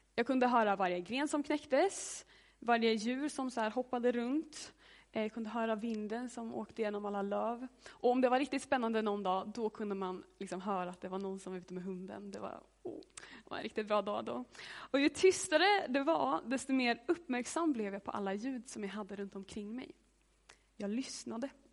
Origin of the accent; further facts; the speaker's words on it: Hammarö, Värmland, Sweden; Jag är från eh, en ö utanför Karlstad som heter Hammarö. Och där är jag uppvuxen i ett hus.